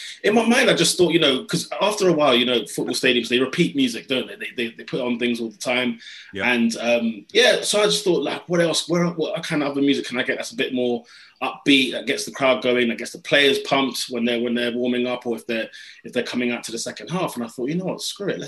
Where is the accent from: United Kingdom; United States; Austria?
United Kingdom; London; I grew up in Northwest London